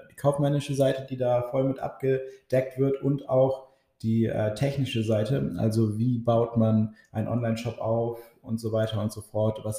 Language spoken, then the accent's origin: German; Oldenburg, Lower Saxony, Germany; ich bin 23 Jahre alt, bin auch gebürtiger Oldenburger und wohne auch zurzeit in Oldenburg.